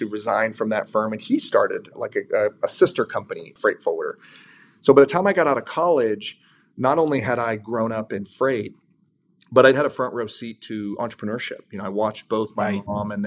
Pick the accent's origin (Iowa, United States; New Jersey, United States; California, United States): California, United States; San Diego; be based in San Diego, where I was born